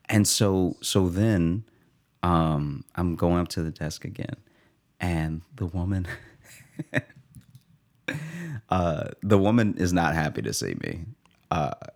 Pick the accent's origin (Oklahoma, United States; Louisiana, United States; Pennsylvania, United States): Louisiana, United States; also born or lived in Chicago; now in New York, United States; a Louisiana funeral, which is then, like, who's gonna, who's gonna fly to my hometown